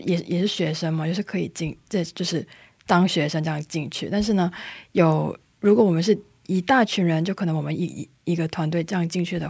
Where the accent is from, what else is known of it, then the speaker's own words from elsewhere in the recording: Hong Kong; now in South Korea; 但我是香港人，